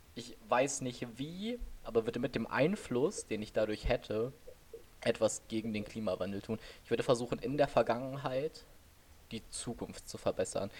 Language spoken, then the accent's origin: German; Oberbergisches Land, North Rhine-Westphalia, Germany; wir kommen hier so aus dem Oberbergischen. Wir sind beide mehr oder weniger auf dem Dorf groß geworden.